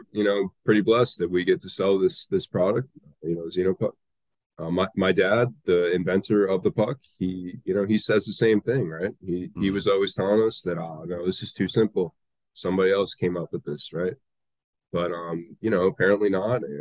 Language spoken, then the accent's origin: English; Boca Raton, Florida, United States; We're from the Boca Raton area too.